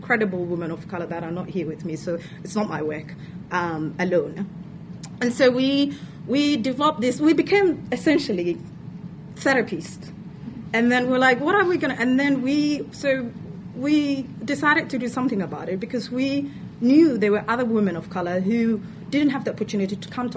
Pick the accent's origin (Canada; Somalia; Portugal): Somalia; moved away as an adult; now in Victoria, Australia; I am from Somalia. I've lived here for 10 years. Came here as an international student